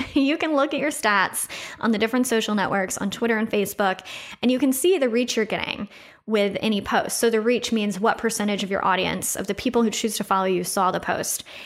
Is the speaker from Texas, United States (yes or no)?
yes; Austin, Texas, United States; moved away as an adult; also born or lived in Chicago; I grew up, uh, I grew up here in Austin